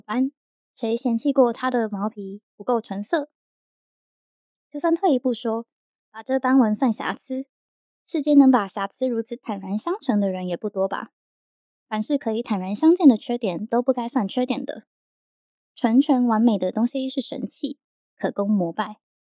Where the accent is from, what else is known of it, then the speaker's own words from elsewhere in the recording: Yilan, Yilan County, Taiwan; moved away; 我以前在宜兰长大